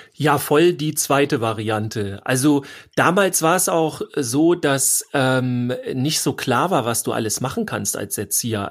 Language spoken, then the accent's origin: German; Schleswig-Holstein, Germany; ich komme ja aus Schleswig-Holstein